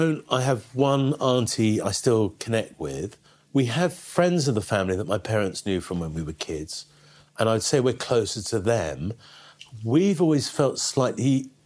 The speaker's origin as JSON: {"language": "English", "town": "Canterbury", "region": "South East England", "country": "United Kingdom", "tie": "born or raised there", "said": "I was born in Canterbury. My parents are from London, are very London."}